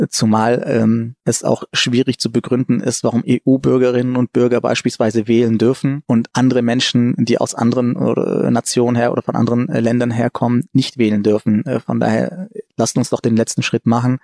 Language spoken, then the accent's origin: German; Germany; also born or lived in Frankfurt; hier bin ich aufgewachsen, hier habe ich eine große Chance bekommen und ähm, ist heute meine Heimat und mein Zuhause